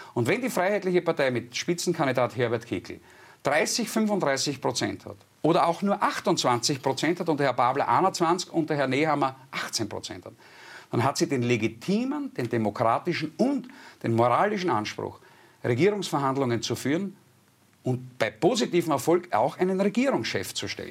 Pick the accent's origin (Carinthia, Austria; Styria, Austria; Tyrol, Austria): Styria, Austria; bei uns in der Steiermark, ich wohne im ländlichen Raum mit meinem äh, Wochenendhaus